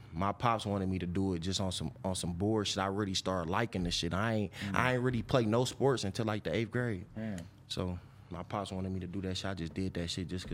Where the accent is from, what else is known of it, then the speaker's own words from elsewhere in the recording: Detroit, Michigan, United States; Up on the west side. I'm from Linwood and Montgomery.